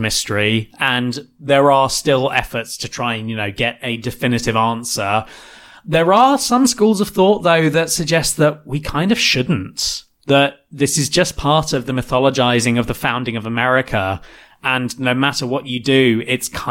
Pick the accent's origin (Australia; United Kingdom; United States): United Kingdom; we're British